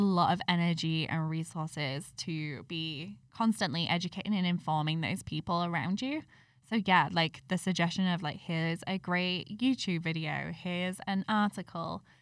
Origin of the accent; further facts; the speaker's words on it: United Kingdom; I'm British